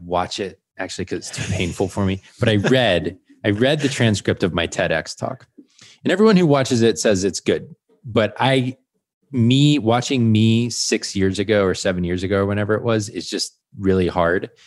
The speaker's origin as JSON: {"language": "English", "region": "Georgia", "country": "United States", "moved": "yes", "said": "I'm from Georgia originally."}